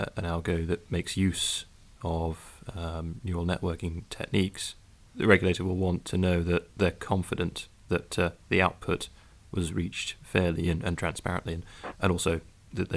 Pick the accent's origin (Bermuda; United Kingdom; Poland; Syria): United Kingdom; As a Brit